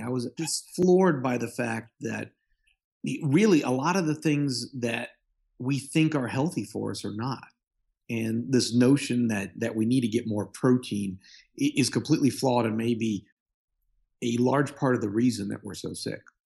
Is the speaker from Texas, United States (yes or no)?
yes; Houston, Texas, United States; also born or lived in Michigan; I'm from Houston, I did my training in Michigan.